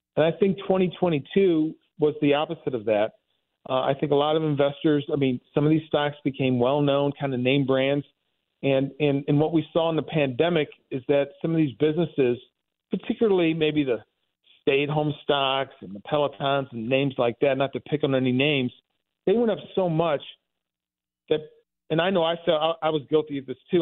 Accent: Dellwood, Missouri, United States; I grew up in Delwood. This is out, you know, on Saint Charles Rock Road

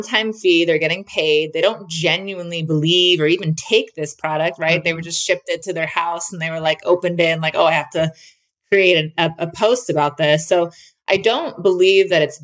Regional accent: New Jersey, United States; moved away as an adult; also born or lived in Florida; now in Utah, United States; I'm originally from New Jersey, and then I went to college in Florida, and then I moved to Utah about 8 years ago

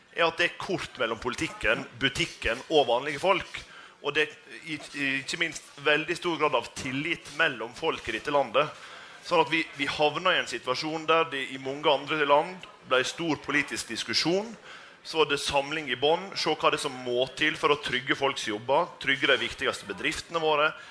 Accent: Sunnmøre, Møre og Romsdal, Norway; Jeg kommer jo fra, fra Sunnmøre

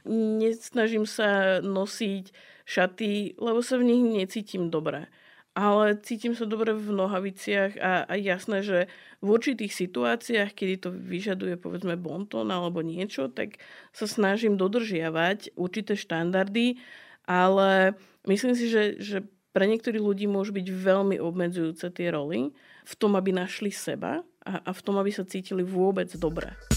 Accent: Slovakia; Lebo som Slovenka uh-huh. a, a žijem tu a milujem svoju krajinu, milujem svoju rodinu, ktorá tu žije. Vyrastala som v tejto kultúre

